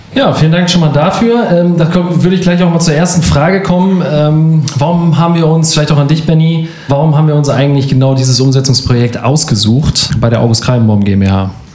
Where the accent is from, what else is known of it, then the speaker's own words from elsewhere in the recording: Northern Germany, Germany; bei uns im Norden